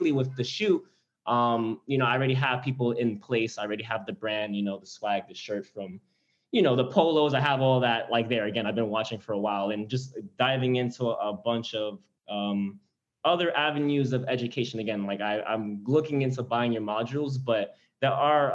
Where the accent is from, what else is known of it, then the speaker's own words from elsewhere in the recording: New York, United States; moved away as an adult; now in New Jersey, United States; I'm from New York, I'm 24, I'm engaged, just had a second kid, live on my own in New Jersey